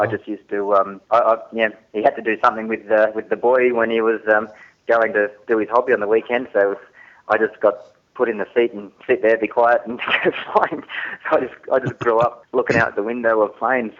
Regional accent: Newcastle, New South Wales, Australia; I grew up in Newcastle

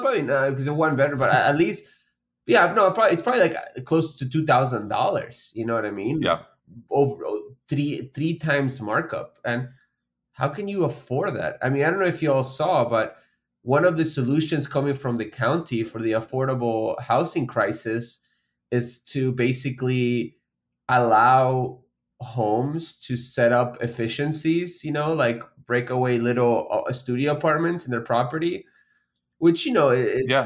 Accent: Florida, United States; also born or lived in Argentina; I first came to Florida back in 2001. I mean, I was a child

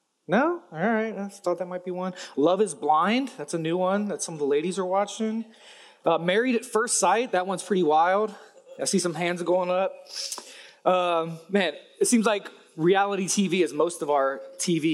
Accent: Cincinnati, Ohio, United States; my hometown, Cincinnati, Ohio

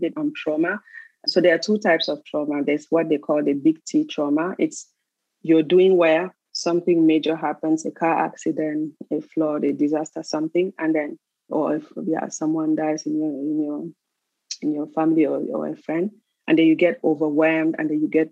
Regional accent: Cameroon; also born or lived in Switzerland; now in Canada; I was born in Cameroon, raised partly in Cameroon, and then I moved to Switzerland where I lived for 20 years. And presently I live in Canada

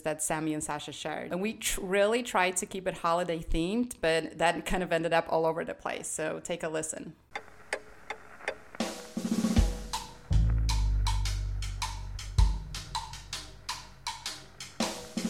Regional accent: Poland; moved away; when we were growing up in Poland

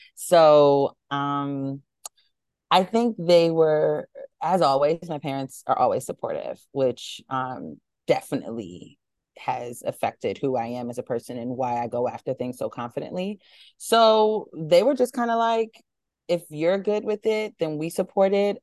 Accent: New York City, New York, United States; moved away as an adult; also born or lived in Boston / Atlanta, Georgia; grew up, born and raised in Harlem

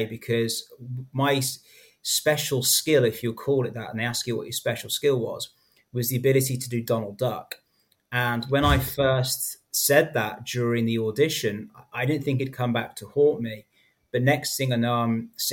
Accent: Coventry, West Midlands, United Kingdom; moved away as an adult; also born or lived in London / Spain; now in Singapore; my hometown of Coventry

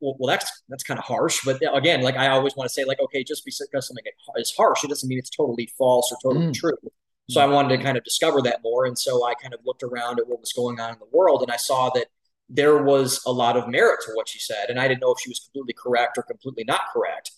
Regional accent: Cleveland, Ohio, United States; moved away as an adult; also born or lived in Columbus, Ohio; now in Austin, United States; I was born and raised in Cleveland, Ohio

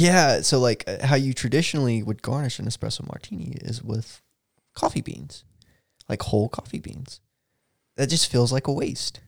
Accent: Texas, United States

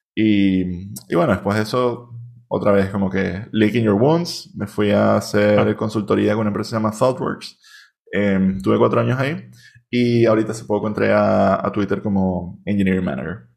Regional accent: Venezuela; now in Barcelona, Spain

